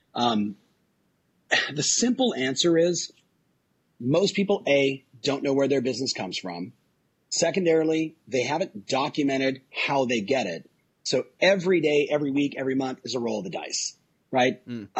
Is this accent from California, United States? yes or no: yes; Southern California, United States; I was raised in Southern California on surf, skate, punk rock